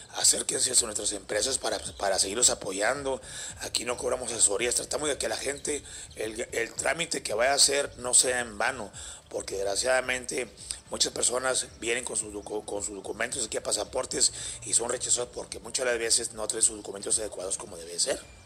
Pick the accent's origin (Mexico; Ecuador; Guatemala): Mexico; cómo somos los mexicanos